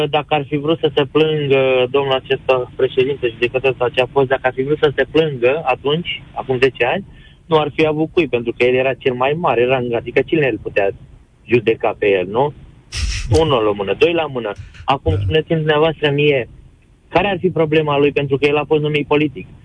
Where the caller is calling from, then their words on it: Germany; Chiar acum sunt în Germania, vă sunt din Germania.